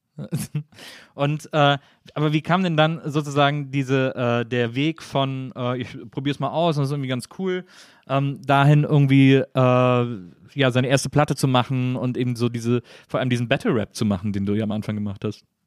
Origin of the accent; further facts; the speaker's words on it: Cologne, North Rhine-Westphalia, Germany; ich komme ja aus Köln